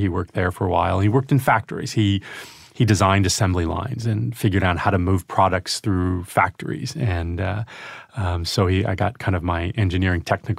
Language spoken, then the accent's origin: English; Albany, New York, United States; also born or lived in Glens Falls, New York; Upstate New York, from Albany.